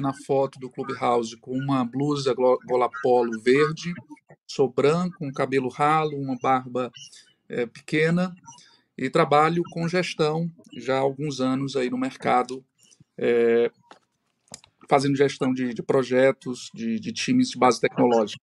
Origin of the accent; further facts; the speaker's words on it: Ceará, Brazil; sou também cearense, moro em Fortaleza